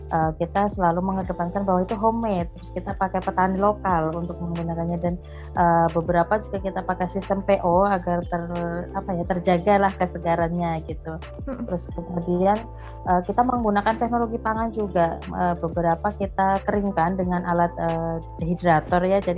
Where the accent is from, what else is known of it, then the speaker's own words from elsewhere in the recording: Java, Indonesia; saya tanya dong sebagai orang Jawa yang nggak tahu artinya bahasa Banjar